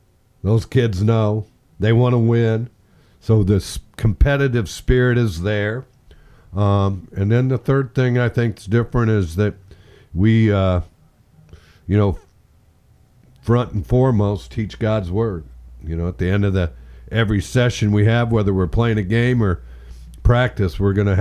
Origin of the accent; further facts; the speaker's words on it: Indiana, United States; how I grew up in Indiana